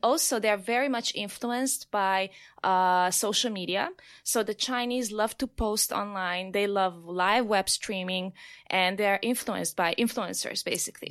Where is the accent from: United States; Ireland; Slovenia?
Slovenia; I'm from Slovenia